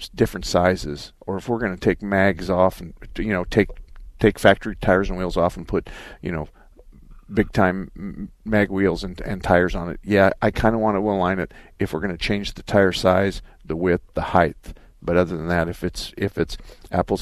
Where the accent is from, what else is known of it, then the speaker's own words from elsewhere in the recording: Arizona, United States; I was born and raised in Arizona